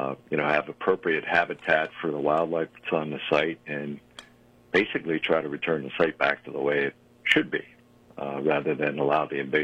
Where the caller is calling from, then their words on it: West Chester, Pennsylvania, United States; I live in Westchester, Pennsylvania.